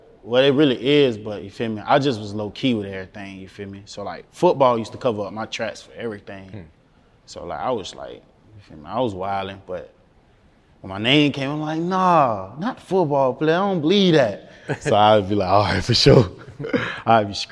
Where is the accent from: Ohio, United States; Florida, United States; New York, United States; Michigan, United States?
Florida, United States; Jacksonville; I'm from Jacksonville. I'm on the north side of Jacksonville.